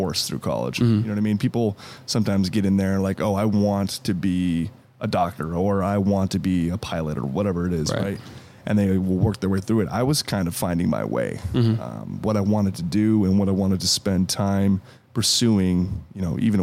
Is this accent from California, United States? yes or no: yes; Stockton, California, United States; now in Sacramento, United States; I'm a native from Stockton, California.